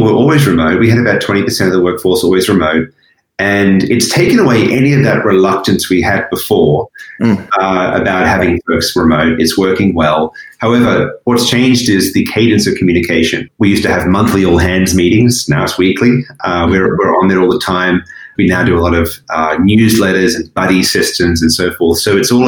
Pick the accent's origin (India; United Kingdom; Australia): Australia; moved away as an adult; also born or lived in Asia; I was born in Australia. It's a beautiful country. I was lucky to grow up there.